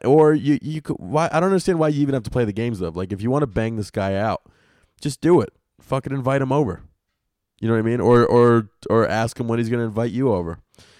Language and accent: English; New Zealand; I'm from New Zealand